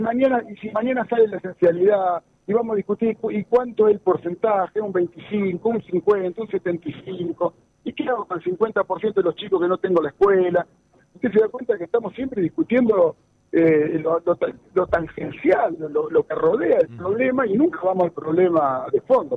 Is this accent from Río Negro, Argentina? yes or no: no; Santa Fe, Argentina; como santafesino, como argentino